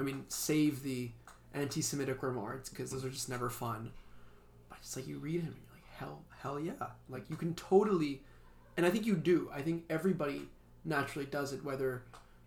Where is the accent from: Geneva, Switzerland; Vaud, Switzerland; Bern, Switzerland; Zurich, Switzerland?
Geneva, Switzerland; moved away as an adult; also born or lived in Stanford; I'm from Switzerland. And born and raised in the same city, little city of Geneva